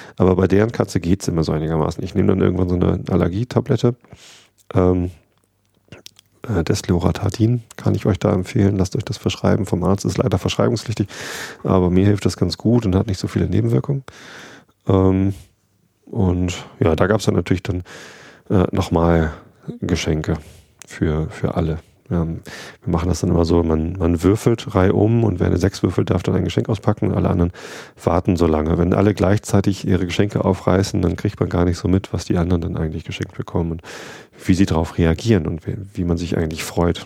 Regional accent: Wistedt, Lower Saxony, Germany; durch Wistet durch, da wo ich aufgewachsen bin

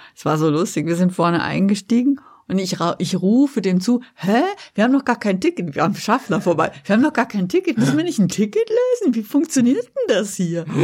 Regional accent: Westerwald, Rhineland-Palatinate, Germany; moved away; also born or lived in Mainz / Frankfurt; ich bin auf dem Land aufgewachsen

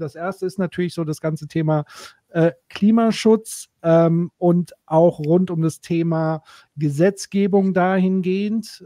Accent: Würzburg, Bavaria, Germany; hier in Würzburg, übrigens auch meine Heimatstadt.

